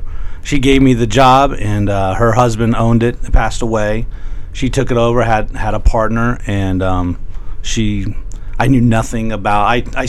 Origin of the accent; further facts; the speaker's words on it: Lakeland, Florida, United States; I'm from Lakeland. I'm back in Lakeland now.